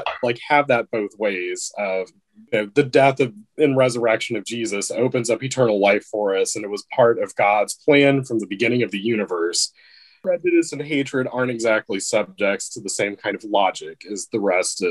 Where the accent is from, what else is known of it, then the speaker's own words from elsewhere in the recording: East Central Texas, United States; moved away as an adult; now in Wisconsin, United States; having grown up in the country in East Central Texas